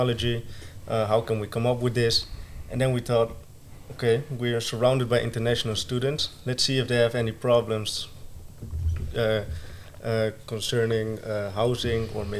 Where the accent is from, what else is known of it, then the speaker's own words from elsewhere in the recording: Alphen aan den Rijn, South Holland, Netherlands; moved away as an adult; now in Breda, Netherlands; I'm from Alphen aan den Rijn. That's not near Breda, but currently I live here for 1.5 years